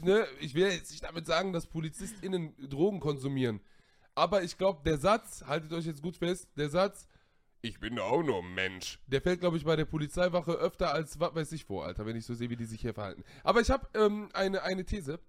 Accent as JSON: {"language": "German", "town": "Siegburg", "region": "North Rhine-Westphalia", "country": "Germany", "tie": "born or raised there", "said": "Ich bin in Siegburg geboren, ich habe Familie in Siegburg, in Köln"}